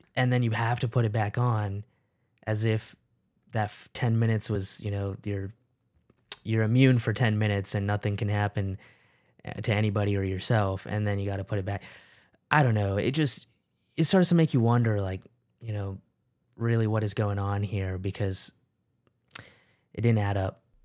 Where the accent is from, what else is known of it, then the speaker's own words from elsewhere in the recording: United States; growing up in the United States as an immigrant